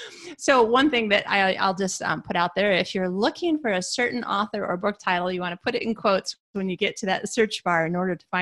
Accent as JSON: {"language": "English", "region": "Michigan", "country": "United States", "lives_now": "Sweden", "said": "See, that's another reason I knew I would like you, because we're fellow Midwesterners. I'm from Michigan."}